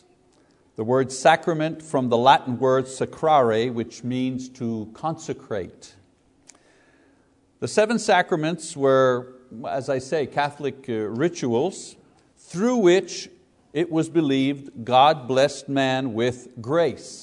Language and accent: English; Windsor, Ontario, Canada; also born or lived in Quebec; When I was 9 years old, growing up in Windsor, Ontario